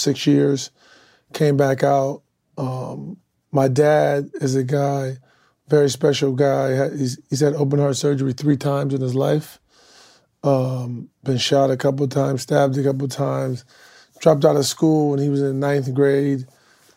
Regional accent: Akron, Ohio, United States; I came up from Akron, Ohio. Grew up north side of Akron.

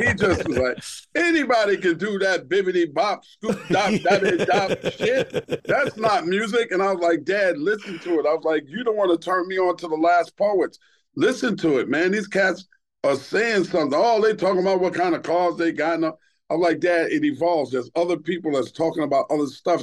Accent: New York City, New York, United States; born or raised there; also born or lived in Brooklyn

